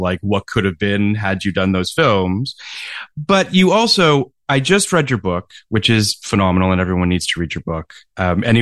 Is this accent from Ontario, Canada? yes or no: yes; Toronto, Ontario, Canada; I grew up in Toronto